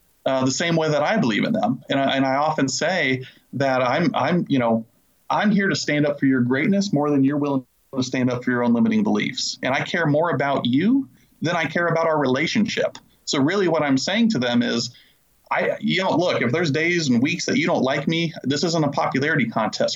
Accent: Illinois, United States; now in Charlotte, North Carolina, United States; I currently live in the Charlotte, North Carolina area, and I'm originally from Illinois

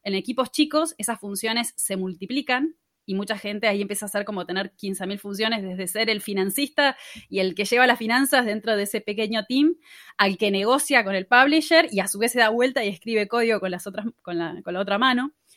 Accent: Patagonia, Río Negro, Argentina; moved away as an adult; now in Buenos Aires, Argentina; yo soy de la Patagonia originariamente. Viví casi toda la vida en Río Negro y me mudé hace más o menos cinco años a Buenos Aires

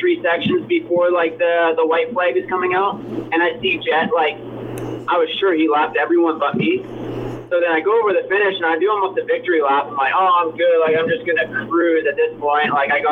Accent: Prince George, British Columbia, Canada; I'm from Canada

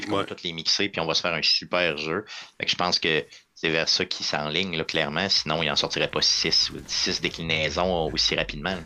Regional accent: Quebec City, Quebec, Canada; je viens de la ville de Québec

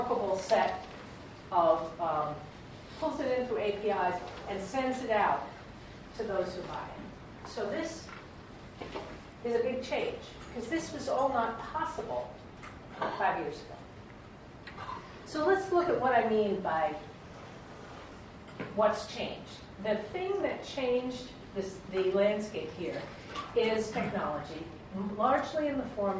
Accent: Brunswick, Maine, United States; my hometown in Brunswick, Maine

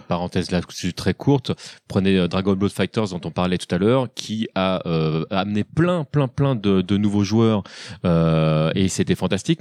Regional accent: France; chez nous, en France, on a quand même une, culture

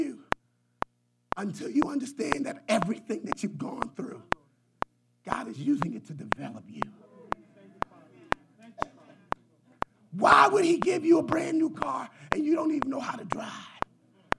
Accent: Philadelphia, Pennsylvania, United States; I'm from Philadelphia. And somehow I graduated from Simon Gratt

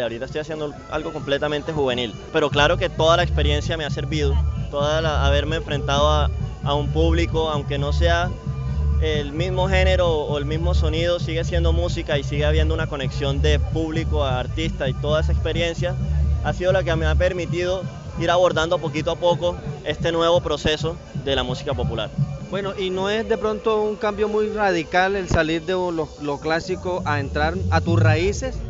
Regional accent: Cartagena, Bolívar, Colombia; also born or lived in Europe; Yo crecí en el centro. Bueno, yo mentira, yo nací en La Boquilla

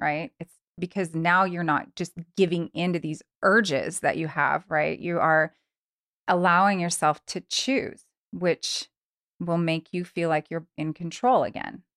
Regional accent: Long Beach, California, United States; also born or lived in Truckee, California; now in Reno, United States; I am actually from Southern California, born and raised in Long Beach, California

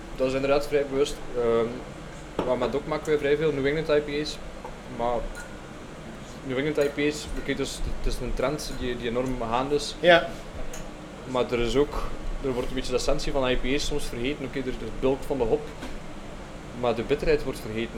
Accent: Belgium; voelden wij ons als Belgen eigenlijk wel voorbijgestoken

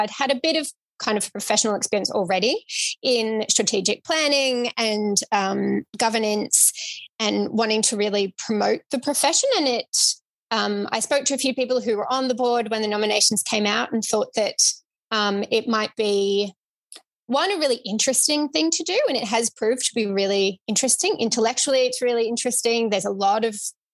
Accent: Victoria, Australia; I am from Victoria

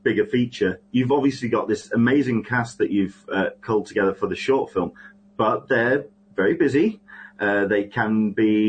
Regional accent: United Kingdom; as a Brit

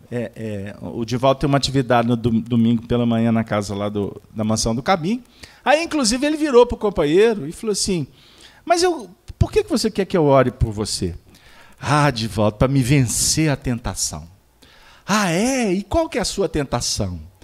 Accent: Dom Joaquim, Minas Gerais, Brazil; Lá na, no interior de Minas, lá na minha terra, Dom Joaquim

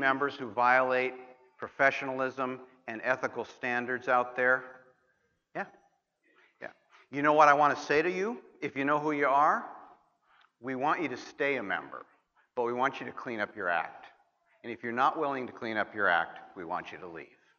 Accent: Montana, United States; My home state of Montana

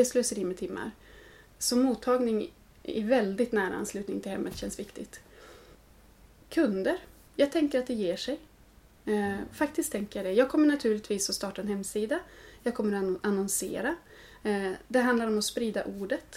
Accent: Norrland, Sweden; now in Gothenburg, Sweden; har jag ju hus hemma i Norrland där jag är född.

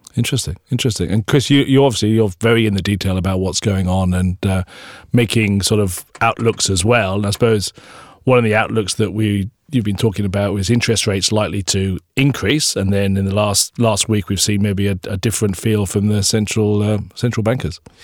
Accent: South Wales, United Kingdom; moved away; I grew up in South Wales

